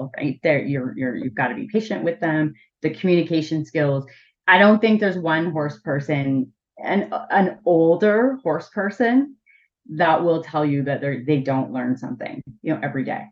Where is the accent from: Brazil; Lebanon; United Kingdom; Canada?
Canada; Ottawa, Ontario; I grew up in Ottawa, so I was really, really like in the city.